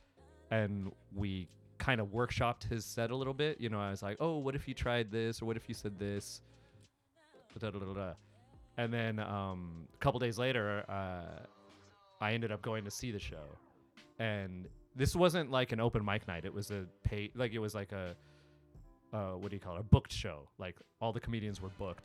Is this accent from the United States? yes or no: yes; Southern California, United States; also born or lived in New York; I'm Indian from Southern California